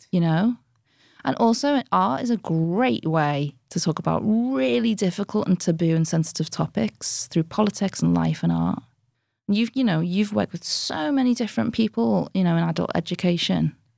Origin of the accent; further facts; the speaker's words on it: Liverpool, North West England, United Kingdom; I'm from Anfield, which is a very low-income area in it's inner city Liverpool